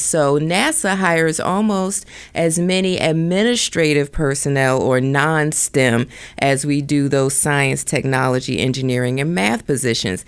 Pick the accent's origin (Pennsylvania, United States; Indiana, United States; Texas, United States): Pennsylvania, United States; Philadelphia; moved away as an adult; also born or lived in Delaware / Washington, D.C.; now in Silicon Valley, United States; I'm originally from the East Coast, Philadelphia.